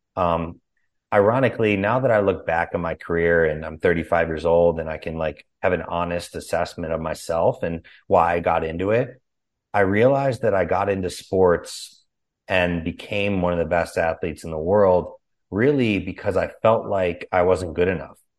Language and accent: English; Chicago, Illinois, United States; also born or lived in California; now in Austin, United States; was born and raised in Chicago